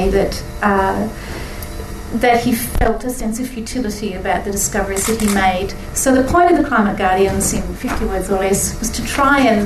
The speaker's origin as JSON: {"language": "English", "country": "Australia", "said": "being Australian"}